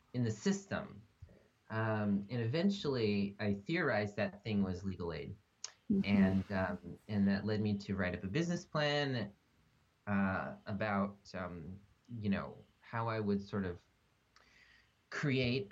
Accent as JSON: {"language": "English", "area": "Montgomery County", "region": "Maryland", "country": "United States", "tie": "born or raised there", "moved": "as an adult", "lives_now": "California, United States", "said": "I'm originally from the DC area. I grew up in Montgomery County."}